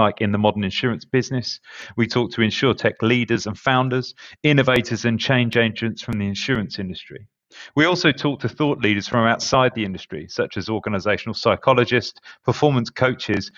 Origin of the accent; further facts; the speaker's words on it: Essex, East of England, United Kingdom; accent: Essex; my Essex dulcet tones